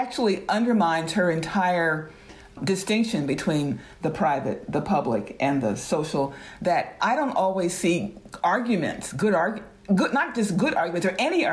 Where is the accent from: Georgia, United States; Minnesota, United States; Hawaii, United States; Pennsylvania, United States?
Georgia, United States; moved away; also born or lived in the North; Both my parents were born and raised in Atlanta, Georgia. I am one of the few people in my family, one of the first and few to actually leave Georgia and go to the North